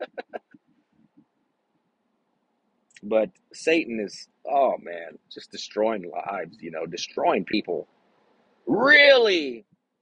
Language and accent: English; Texas, United States; I'm was born in Texas and I love my state